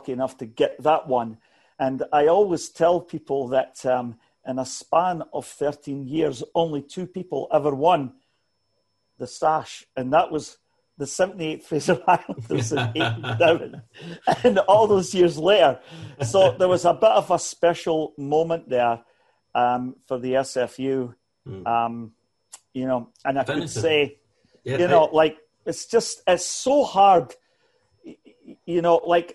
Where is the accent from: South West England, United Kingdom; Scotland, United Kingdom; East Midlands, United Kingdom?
Scotland, United Kingdom; moved away; I grew up in Scotland